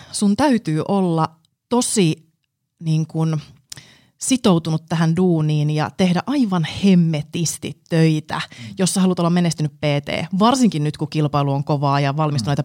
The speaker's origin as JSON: {"language": "Finnish", "town": "Jyväskylä", "region": "Central Finland", "country": "Finland", "said": "mä tuun Keski-Suomesta Jyväskylästä alun perin"}